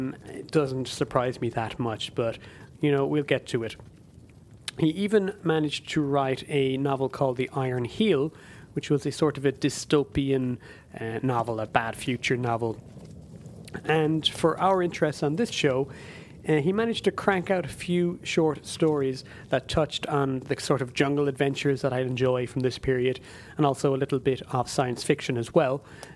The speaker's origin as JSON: {"language": "English", "country": "Ireland", "tie": "born or raised there", "said": "the Irish language television station in my home country"}